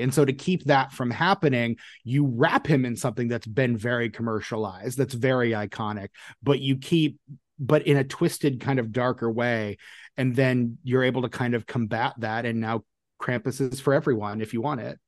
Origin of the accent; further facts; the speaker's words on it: Indianapolis, Indiana, United States; I grew up in Indianapolis